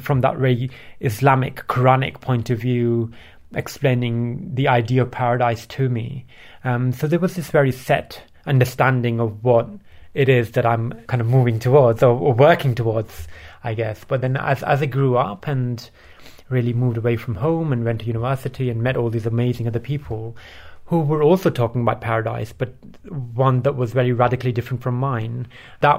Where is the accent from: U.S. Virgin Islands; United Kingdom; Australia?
United Kingdom; Bradford, Yorkshire and the Humber; English is a second language; also born or lived in Pakistan; I grew up in Yorkshire. So I was born in Pakistan. I moved to Bradford at the age of 8